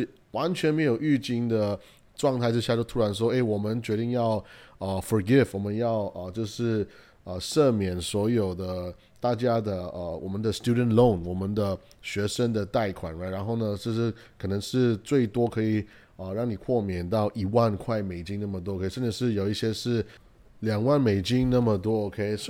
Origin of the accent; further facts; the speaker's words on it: United States; 又或者是说我们美国人呢，他没有一个创业的精神